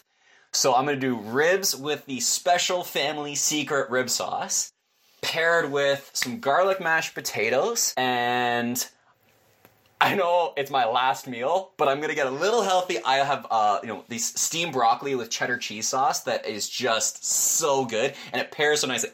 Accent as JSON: {"language": "English", "country": "Canada", "said": "as a Canadian"}